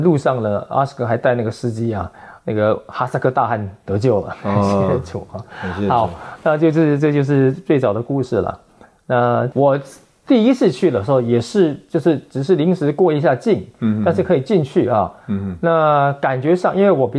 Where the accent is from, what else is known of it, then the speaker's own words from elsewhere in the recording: Pingtung, Pingtung County, Taiwan; moved away; 屏东是我的老家